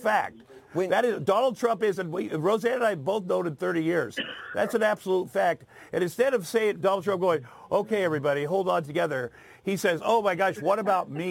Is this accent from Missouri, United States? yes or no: no; Southeast Iowa, United States; moved away; I grew up in Southeast Iowa